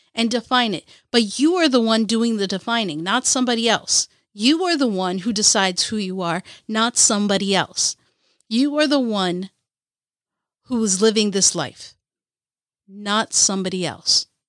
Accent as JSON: {"language": "English", "region": "Kerala", "country": "India", "said": "As an Indian, as a Muley Alley from Ca, from Kerala, India"}